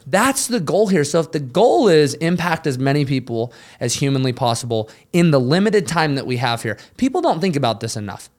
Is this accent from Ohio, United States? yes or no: no; Utah, United States; now in the Carolinas, United States; we're all from Utah